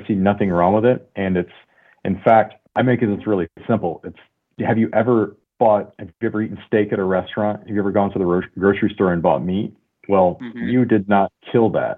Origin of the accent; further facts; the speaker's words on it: Michigan, United States; now in California, United States; I grew up in Michigan, and I thought everybody hunted